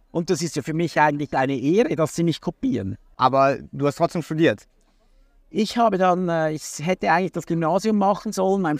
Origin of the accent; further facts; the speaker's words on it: Hurden, Schwyz, Switzerland; also born or lived in Zürich; ich bin eigentlich in Hurden, das ist ein kleines Dorf direkt am See, äh, am oberen See aufgewachsen.